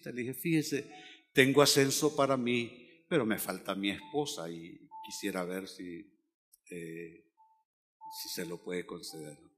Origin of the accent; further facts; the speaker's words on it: Catalonia, Spain; now in Honduras; yo tengo un problema, soy demasiado catalán, debiera ser más hondureño, porque los hondureños son más afables, más llevaderos.